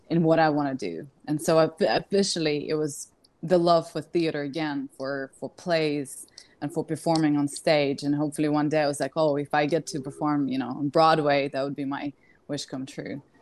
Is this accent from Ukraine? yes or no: yes; Kyiv, Ukraine; moved away as an adult; also born or lived in London; I was born in Kiev, Ukraine.